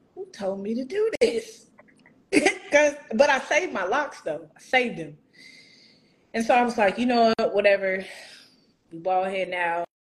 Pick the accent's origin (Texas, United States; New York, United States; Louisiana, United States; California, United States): Texas, United States; Houston; Houston, ma'am